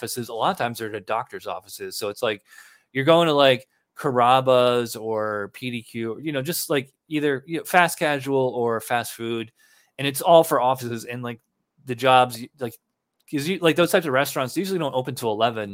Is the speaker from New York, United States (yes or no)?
yes; Albany, New York, United States; now in New Hampshire, United States; I'm from Albany